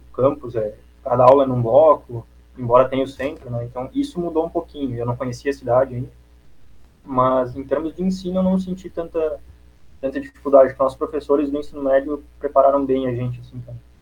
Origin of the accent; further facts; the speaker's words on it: Antônio Prado, Rio Grande do Sul, Brazil; moved away as an adult; now in Florianópolis, Brazil; Minha cidade natal é Antônio Prado, é perto de Caxias do Sul